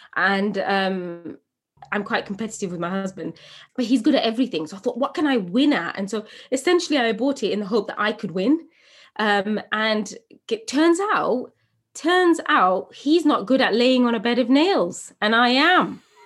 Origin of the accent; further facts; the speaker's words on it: England, United Kingdom; As a young woman growing up in England, eh, from a Bangladeshi home, first generation British